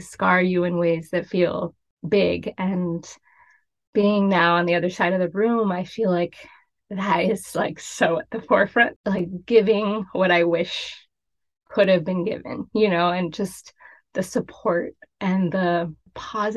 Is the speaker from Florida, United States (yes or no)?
yes; Miami, Florida, United States; I was really fortunate growing up in Miami. My career just sort of unfolded because it was my home